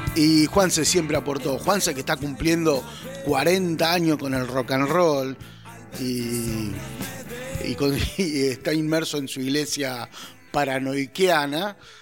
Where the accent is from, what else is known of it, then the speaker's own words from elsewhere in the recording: Argentina; como argentino, latinoamericano e hincha de boca